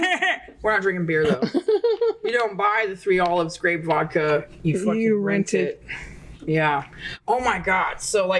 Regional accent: the South, United States; I guess because I'm in the South. I grew up in the South.

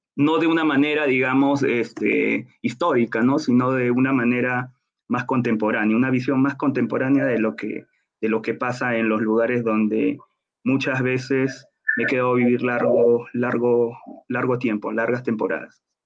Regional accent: Lima, Peru; moved away as an adult; now in Bogotá, Colombia; yo soy de Lima, Perú

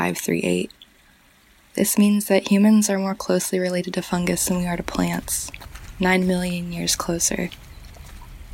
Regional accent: Mojave Desert, California, United States; moved away as an adult; also born or lived in Santa Cruz, California; now in Arcata, United States; where I grew up in the Mojave Desert

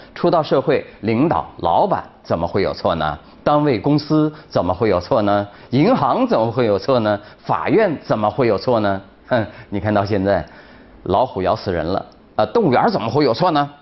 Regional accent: China; 我们中国人

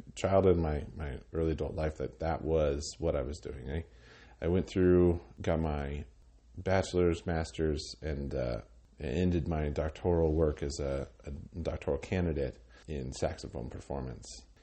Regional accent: Cheyenne, Wyoming, United States; also born or lived in Laramie, Wyoming / Minneapolis, Minnesota; I grew up in Cheyenne. My father was, uh, in the Air Force, so we moved around when I was a kid, but from about third grade on, um, I lived in, in Cheyenne

